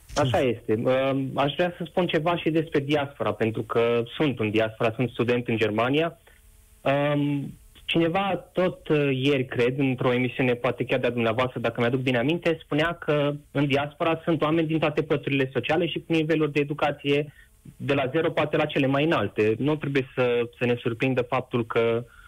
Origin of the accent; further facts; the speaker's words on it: Harghita County, Romania; sunt chiar din Harghita